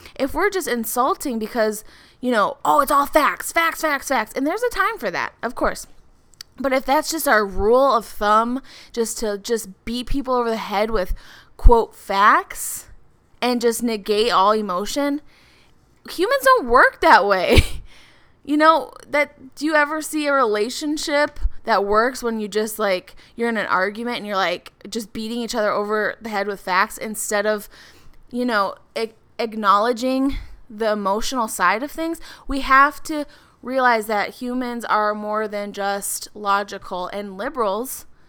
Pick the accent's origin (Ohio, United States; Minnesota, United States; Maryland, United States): Minnesota, United States; Minneapolis; I'm from the Minneapolis area